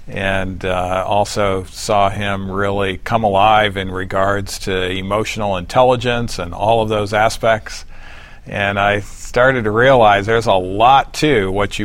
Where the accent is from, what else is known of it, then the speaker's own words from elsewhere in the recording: Detroit, Michigan, United States; I was raised just outside of Detroit, Michigan.